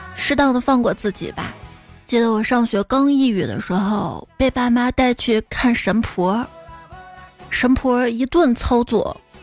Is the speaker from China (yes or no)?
yes; Xi'an, Shaanxi, China; 我们先人不抢票，不用抢票，因为都不去。机会留给外地人